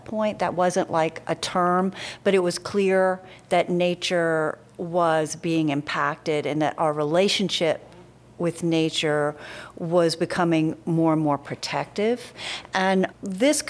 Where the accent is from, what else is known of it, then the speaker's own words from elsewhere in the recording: rural Tennessee, United States; I grew up in Tennessee, but my father was Bermudian